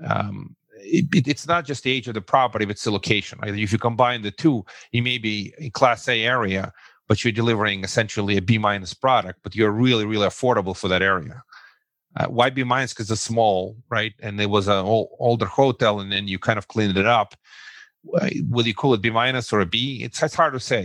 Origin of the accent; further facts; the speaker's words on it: Russia; English is a second language; moved away as an adult; now in Brooklyn, United States; originally, I'm uh, an immigrant from the former Soviet Union. So I, I, say I come from Russia